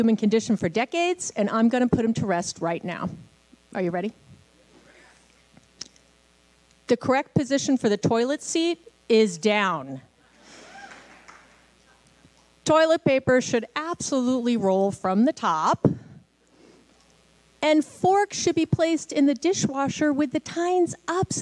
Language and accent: English; New York, United States; I'm a Jew from New York